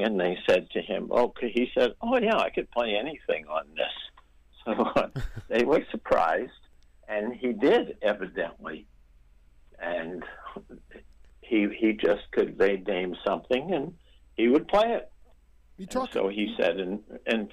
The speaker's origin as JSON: {"language": "English", "town": "New York City", "region": "New York", "country": "United States", "tie": "born or raised there", "also_born_or_lived": "Brooklyn", "said": "I was from New York. I grew up in Queens"}